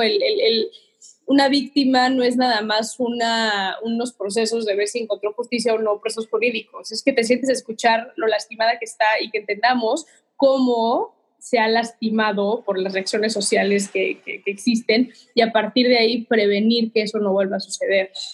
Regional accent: Mexico; Soy mexicana de corazón, amo ser mexicana

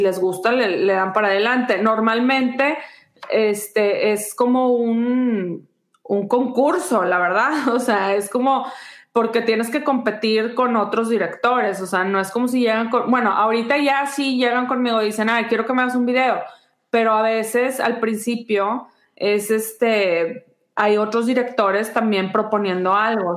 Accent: Mexico; moved away as an adult; now in United States; nunca lo voy a soltar a México porque pues de ahí soy

